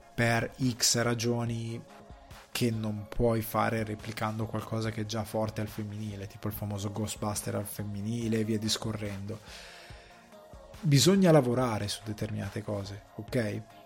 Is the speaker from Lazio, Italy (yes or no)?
no; a village in the Crema area, Lombardy, Italy; vengo da un paesino del Cremasco